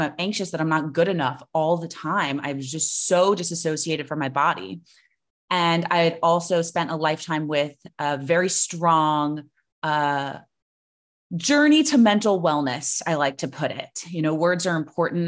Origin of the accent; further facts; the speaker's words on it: South Florida, United States; I grew up in South Florida